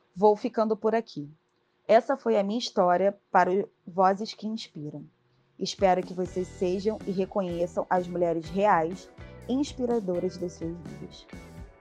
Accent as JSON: {"language": "Portuguese", "region": "Rio de Janeiro", "country": "Brazil", "tie": "born or raised there", "said": "Criada no subúrbio de Madureira, cresci fazendo as atividades no SESC"}